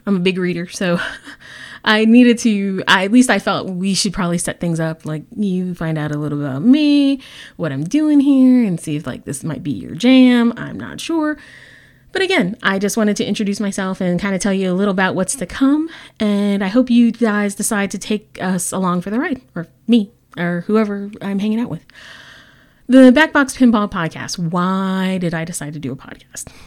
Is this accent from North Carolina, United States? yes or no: no; San Antonio, Texas, United States; I'm the league coordinator for Bells and Chimes San Antonio, Texas. That is my hometown